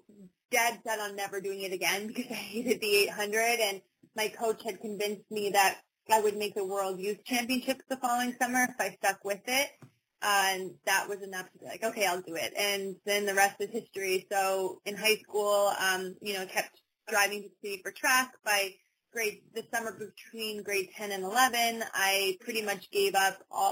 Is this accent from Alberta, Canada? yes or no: no; Humboldt, Saskatchewan, Canada; I grew up in Humboldt doing a ton of different sports